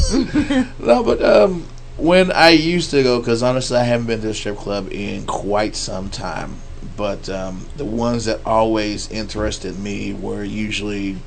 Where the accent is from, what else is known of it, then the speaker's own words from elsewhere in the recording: Fort Worth, Texas, United States; now I'm in from Fort Worth, so I'm like, or better known as the dark side of the Metroplex.